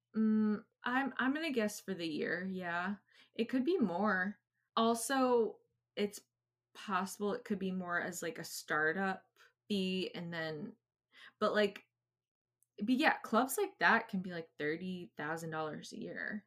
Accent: New England, United States; I'm from New England

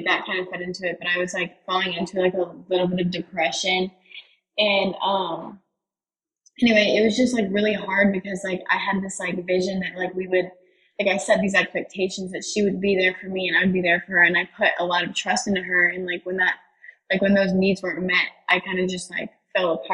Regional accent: Greenville, South Carolina, United States; I'm from Greenville, South Carolina

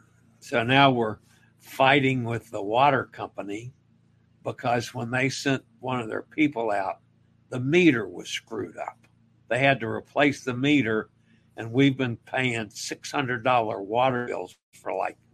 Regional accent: Maine, United States; I am from Maine. My family has always said the Maine lobsters are the best.

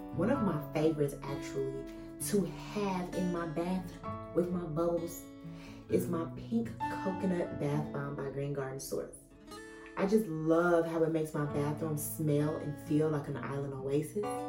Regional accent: Chicago, Illinois, United States; I wasn't born in Chicago, but I was raised in Chicago all my life

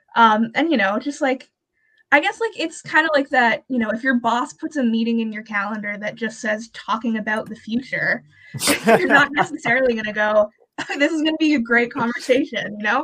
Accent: Canada; I'm Canadian, go to Brock

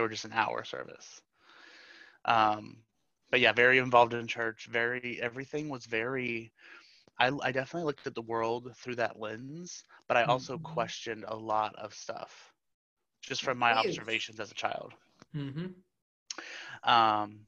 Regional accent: Florida, United States; I was born and raised in Florida. I'm a Florida native

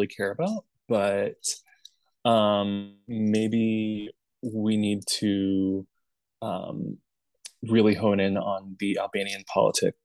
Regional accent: Birmingham, Alabama, United States; I grew up in Birmingham, Alabama

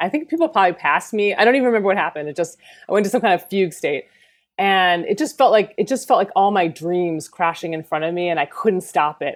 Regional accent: rural Pennsylvania, United States; moved away; I was raised in Pennsylvania, in rural Pennsylvania.

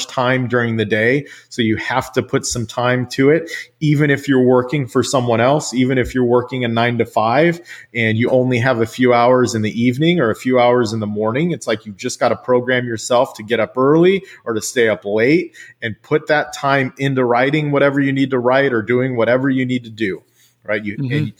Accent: Central Valley of California, United States; also born or lived in Washington State; now in Washington, United States; I grew up in the Central Valley of California

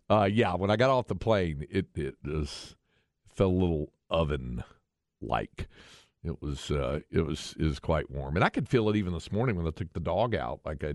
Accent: North Carolina, United States; longtime Texas resident, original native of my home state, North Carolina.

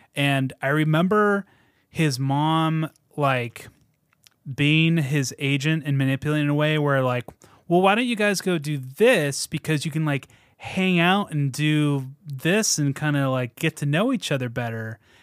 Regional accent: Washington, United States; my parents decided we need to move to Washington

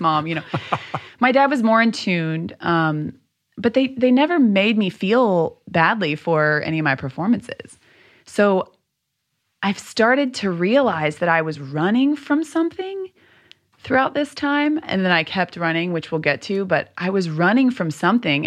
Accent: Louisville, Kentucky, United States; the society that I grew up in in Louisville was very much you should be very grateful for what you have

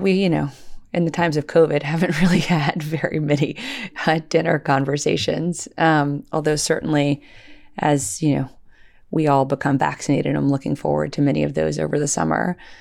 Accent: Little Rock, Arkansas, United States; when I was a, uh, little girl, uh, growing up in Little Rock, Arkansas in the, in the nineteen eighties

